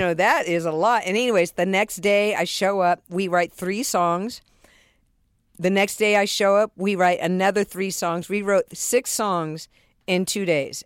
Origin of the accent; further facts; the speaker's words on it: San Diego, California, United States; I was raised in San Diego